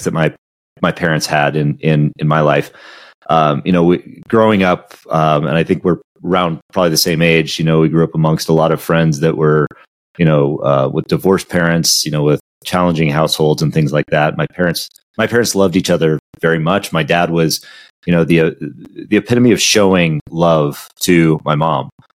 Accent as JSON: {"language": "English", "region": "Southern California", "country": "United States", "tie": "born or raised there", "said": "growing up in Southern California next to the ocean"}